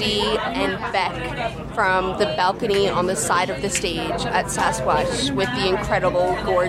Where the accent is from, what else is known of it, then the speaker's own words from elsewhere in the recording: Newfoundland and Labrador, Canada; I'm from Newfoundland